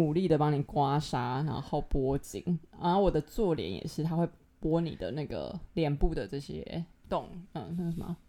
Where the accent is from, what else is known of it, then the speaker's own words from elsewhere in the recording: Tainan, Taiwan; 反正我的年假就是我就回台南，因为我台南人嘛，我就回去。